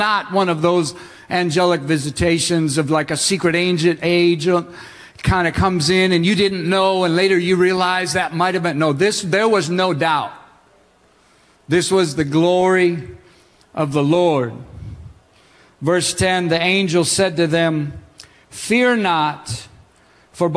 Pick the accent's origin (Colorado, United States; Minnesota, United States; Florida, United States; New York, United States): Minnesota, United States; When I was growing up in Minnesota, I went to the Lutheran Church